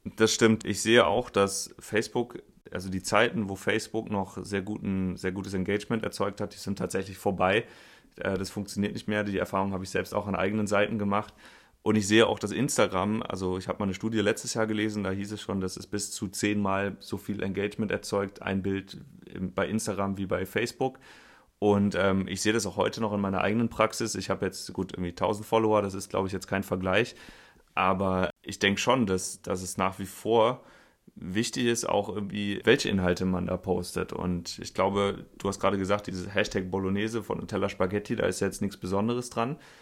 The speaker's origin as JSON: {"language": "German", "town": "Linz am Rhein", "region": "Rhineland-Palatinate", "country": "Germany", "tie": "born or raised there", "moved": "yes", "said": "Ich sitze in Linz am Rhein in einem Weinkeller und äh, treffe hier in meiner alten Heimat"}